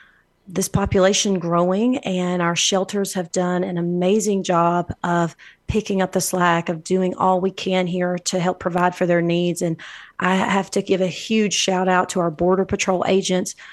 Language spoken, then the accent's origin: English; Alabama, United States; now in El Paso, United States; I'm from Alabama